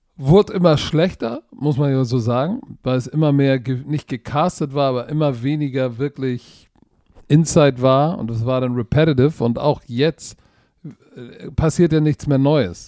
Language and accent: German; Germany; Ich bin auch Deutscher